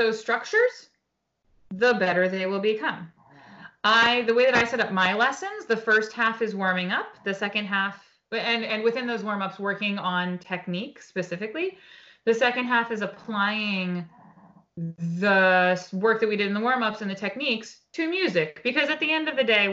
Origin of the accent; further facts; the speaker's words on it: Portsmouth, New Hampshire, United States; moved away as an adult; also born or lived in New York City; I grew up in Portsmouth